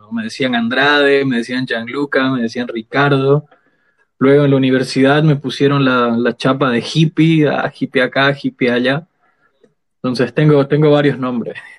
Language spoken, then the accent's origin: Spanish; Sucre, Chuquisaca, Bolivia; Yo soy de Sucre, toda mi familia viene de Sucre